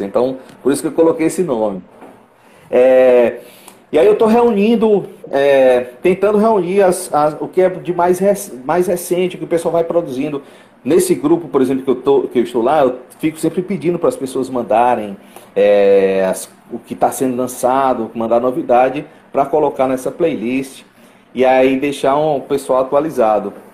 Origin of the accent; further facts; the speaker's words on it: Fortaleza, Ceará, Brazil; sou eu de Fortaleza